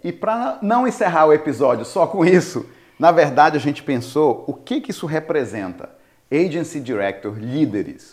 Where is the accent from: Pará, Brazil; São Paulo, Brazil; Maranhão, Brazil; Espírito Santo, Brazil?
Pará, Brazil; Belém; moved away as an adult; now in United States; Eu, brasileiro de Belém do Pará